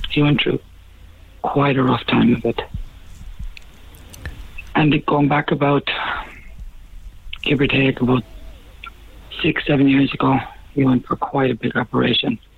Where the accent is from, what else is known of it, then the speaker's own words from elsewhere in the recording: Ennis, Munster, Ireland; moved away; Like I'm originally from Ennis, okay. County Clare myself.